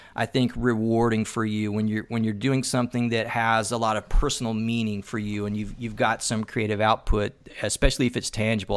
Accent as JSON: {"language": "English", "region": "Tennessee", "country": "United States", "said": "I'm originally from Tennessee"}